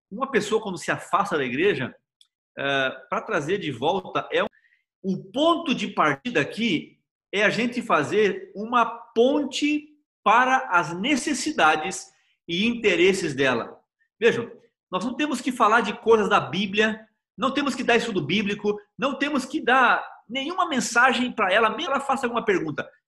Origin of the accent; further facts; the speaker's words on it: Salvador, Bahia, Brazil; now in Águas Claras, Brazil; eu sou de Salvador, da Bahia.